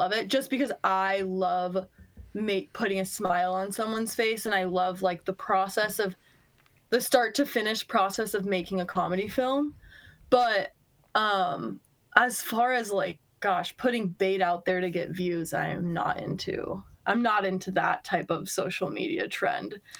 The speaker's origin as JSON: {"language": "English", "country": "United States", "tie": "born or raised there", "also_born_or_lived": "Bozeman, Montana", "moved": "as an adult", "lives_now": "Seattle, United States", "said": "I grew up skiing in Tahoe, went to school in Bozeman, Montana. Shout out Bozeman. Then I moved out to Washington, out to Seattle about 2 years ago"}